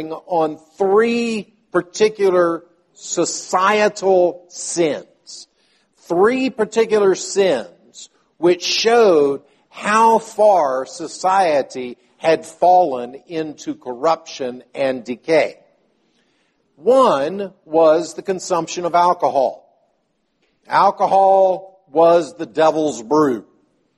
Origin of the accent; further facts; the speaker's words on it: the South, United States; growing up in the South